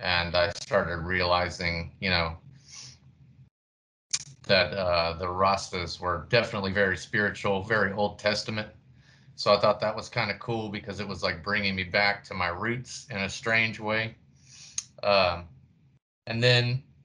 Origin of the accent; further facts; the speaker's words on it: Fort Worth, Texas, United States; also born or lived in Houston, Texas; I grew up in Fort Worth, Texas.